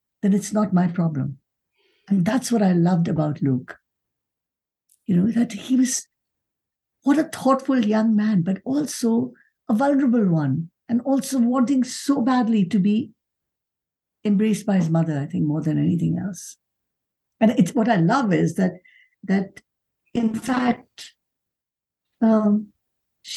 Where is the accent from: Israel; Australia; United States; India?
India; now in Canada; I feel as an immigrant to Canada, I mean, I'm a Canadian citizen, but I was born and brought up in India.